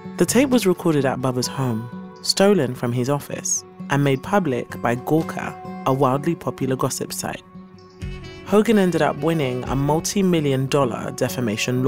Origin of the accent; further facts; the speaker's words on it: London, United Kingdom; accent: British; born and raised in East London